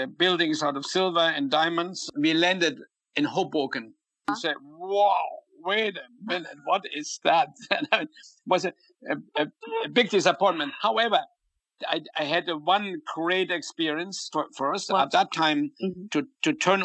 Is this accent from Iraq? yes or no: no; Germany; moved away as an adult; also born or lived in London, United Kingdom / Paris, France; now in United States; I came from Germany